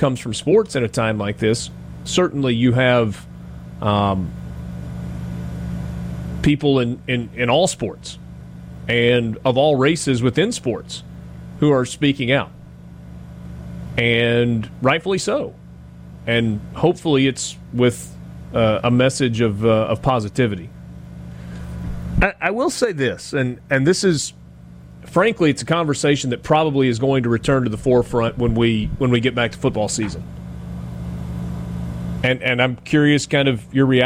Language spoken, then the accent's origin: English; Oxford, Mississippi, United States; I grew up here in Oxford. I went to Oxford High School